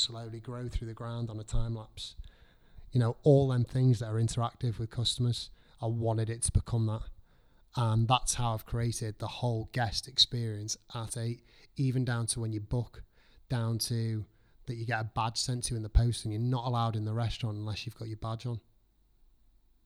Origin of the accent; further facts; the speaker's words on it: Liverpool, North West England, United Kingdom; moved away; also born or lived in North Wales / Chester; I'm from Liverpool.